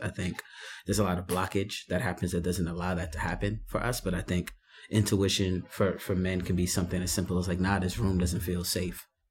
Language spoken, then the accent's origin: English; New York City, New York, United States; born and raised in the Bronx